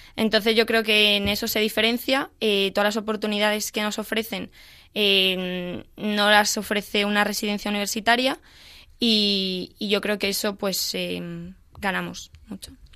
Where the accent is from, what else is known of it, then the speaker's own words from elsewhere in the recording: A Coruña, Galicia, Spain; Coruña, de donde soy